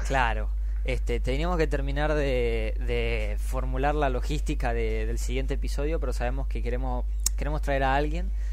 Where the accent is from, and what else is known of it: Argentina